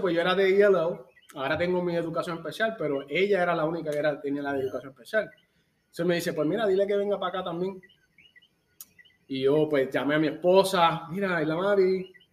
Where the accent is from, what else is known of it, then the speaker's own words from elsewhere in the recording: Yauco, Puerto Rico; moved away as an adult; now in Chicago, United States; aunque nací aquí, me crié en Puerto Rico